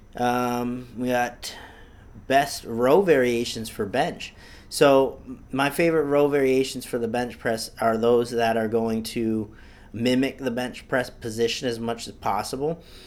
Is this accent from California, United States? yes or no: no; Easthampton, Massachusetts, United States; I'm born and raised in Massachusetts, um, East Hampton, Mass